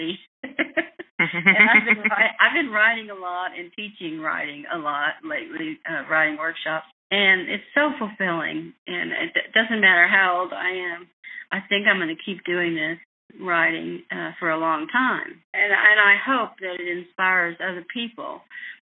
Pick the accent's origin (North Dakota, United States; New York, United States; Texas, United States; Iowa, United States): Texas, United States; West; growing up in West Texas